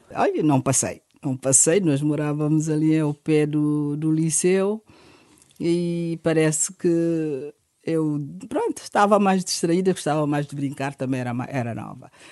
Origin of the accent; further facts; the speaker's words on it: Guinea-Bissau; also born or lived in Bissau / Fulacunda; now in Portugal; Eu nasci na Guiné-Bissau, num contexto familiar